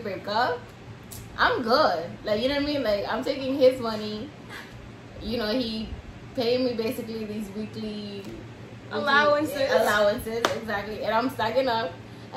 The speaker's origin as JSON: {"language": "English", "town": "New York City", "region": "New York", "country": "United States", "said": "I'm from the Bronx"}